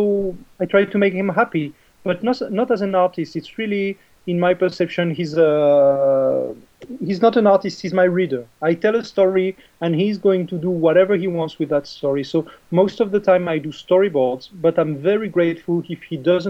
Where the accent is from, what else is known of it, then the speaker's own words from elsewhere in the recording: French Riviera, Provence-Alpes-Côte d'Azur, France; English is a second language; now in Paris, France; I was born in the French Riviera